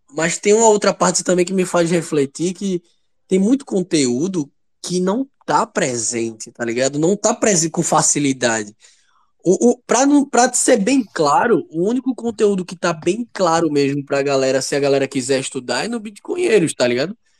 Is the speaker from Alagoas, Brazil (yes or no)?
no; Recife, Pernambuco, Brazil; eu sou daqui de, de, de Recife